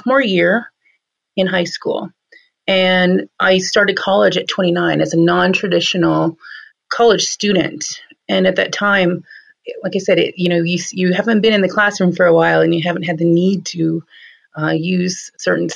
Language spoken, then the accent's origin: English; Cheyenne River Sioux Reservation, South Dakota, United States; now in New Town, North Dakota, United States; I grew up mainly on the Cheyenne River Sioux Reservation, tribal reservation in South Dakota.